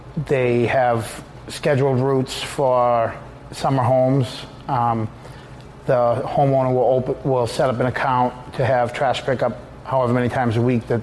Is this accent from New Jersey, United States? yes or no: no; Boston, Massachusetts, United States; also born or lived in Cape Cod; I'm from the Boston area